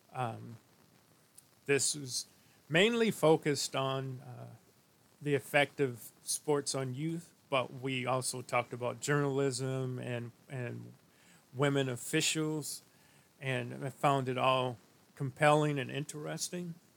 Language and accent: English; St. Louis, Missouri, United States; a friend of mine that I grew up with in St. Louis